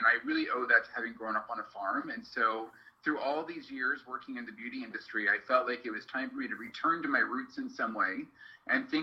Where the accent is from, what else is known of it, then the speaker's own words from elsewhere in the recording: Kansas, United States; I grew up on a farm in Kansas.